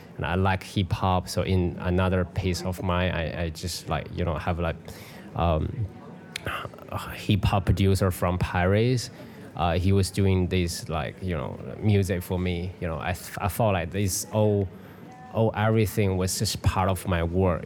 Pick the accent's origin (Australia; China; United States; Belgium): China; Beijing; moved away; also born or lived in Europe; in Beijing. It's you know in my hometown